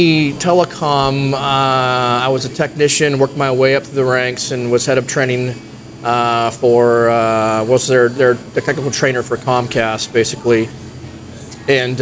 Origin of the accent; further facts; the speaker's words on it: Oregon, United States; moved away as an adult; also born or lived in Tucson, Arizona; I was from Oregon.